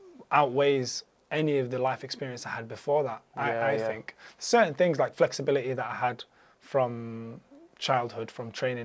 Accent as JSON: {"language": "English", "country": "Libya", "tie": "born there", "said": "I had a unique opportunity because I'm of Arab descent. I was born in Libya. My dad's from Libya."}